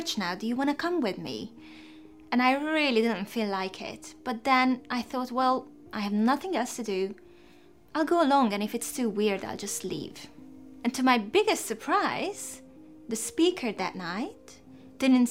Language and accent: English; Hungary; moved away as an adult; now in England; I was born in Hungary in the 1980s